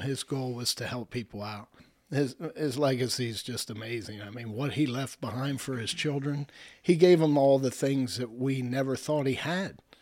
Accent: Lebanon, Pennsylvania, United States; I was raised in Lebanon

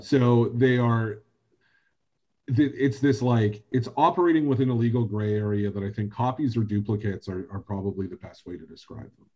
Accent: Canada; as a Canadian

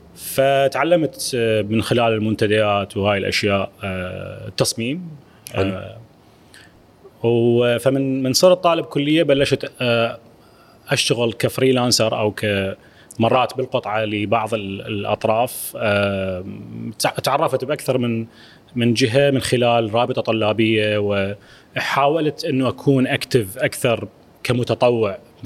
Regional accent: Iraq; أنا كعراقي

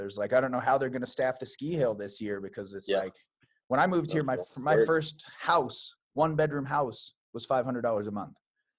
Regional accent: Billings, Montana, United States; born there; now in Red Lodge, United States; I was born in Billings, but I've been here in Montana 12 years now. I live in Red Lodge, so I'm down in the Beartooths.

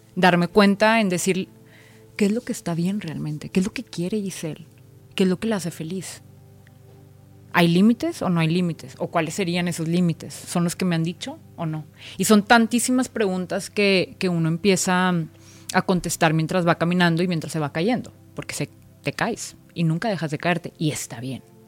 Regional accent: Monterrey, Nuevo León, Mexico; moved away as an adult; now in Mexico City, Mexico; soy una mujer regia, soy regia. Vivo en la Ciudad de México

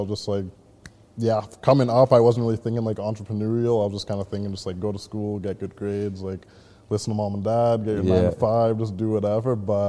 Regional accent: Port Coquitlam, British Columbia, Canada; also born or lived in Vancouver; born and raised in Port Coquitlam. Yeah, been living here since I was like 4 or 5 years old. Before that, I was kind of in like Vancouver as well, but. Yeah, other than that, yeah, was going to school in Poco as well, too.

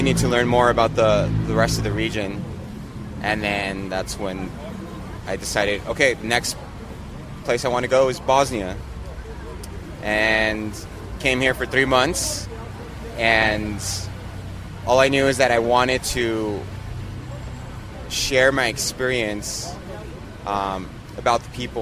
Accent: San Francisco, California, United States; moved away as an adult; I'm from San Francisco. My family's from Mexico, so I'm first generation Mexican. I was raised in the Bay Area

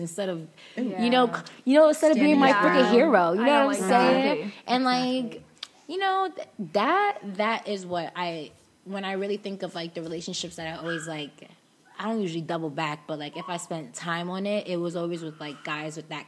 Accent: New York, United States; I'm from New York

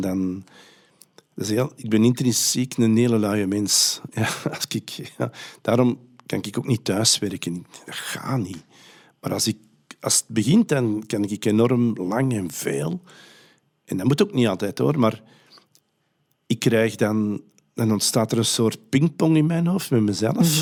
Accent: Antwerp, Flanders, Belgium; bij ons in Antwerpen

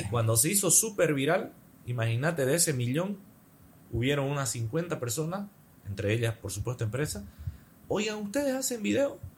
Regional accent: Santa Cruz de la Sierra, Santa Cruz, Bolivia; Mi pueblo, Santa Cruz

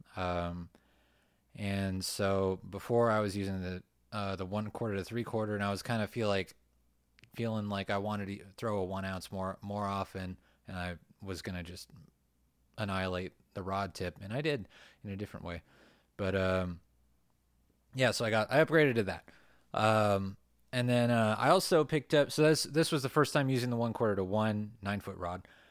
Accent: Ventura County, California, United States; I grew up in Ventura County

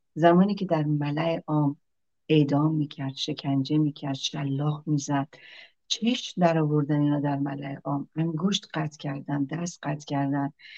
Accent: Iran; ما همه ایرانی هستیم

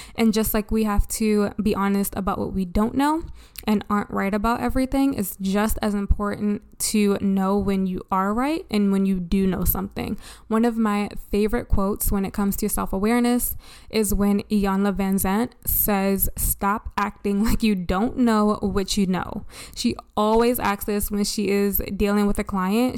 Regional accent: Baltimore, Maryland, United States; I grew up in Baltimore

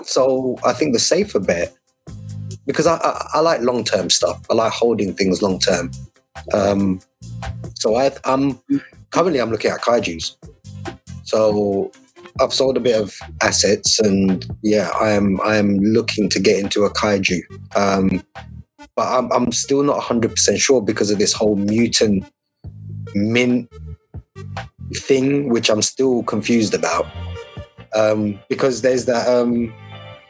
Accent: London, United Kingdom; moved away as an adult; also born or lived in Midlands; I'm from London

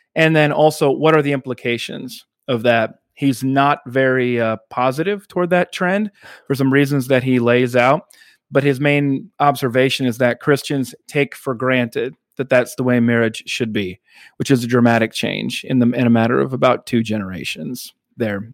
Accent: the South, United States; I, living as a Southerner

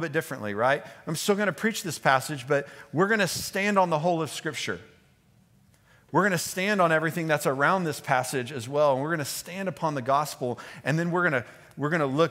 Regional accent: Houston, Texas, United States; moved away; I grew up in Texas, in Houston

